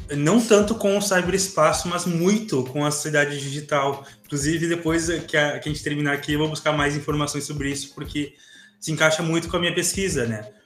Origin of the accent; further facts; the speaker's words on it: Santa Maria, Rio Grande do Sul, Brazil; eu sou aqui de Santa Maria, Rio Grande do Sul